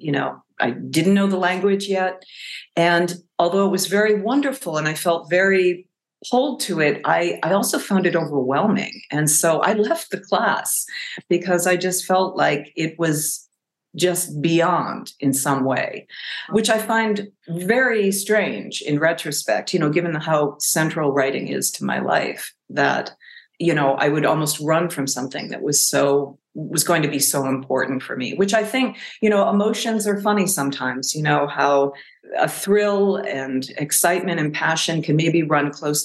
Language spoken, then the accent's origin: English; Millis, Massachusetts, United States; I grew up outside of Boston in a small town called Millis. It's southwest of Boston.